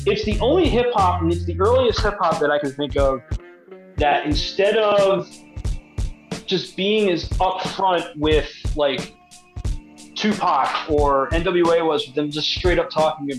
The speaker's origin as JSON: {"language": "English", "town": "Pasadena", "region": "Maryland", "country": "United States", "tie": "born or raised there", "said": "I grew up in Pasadena, Maryland"}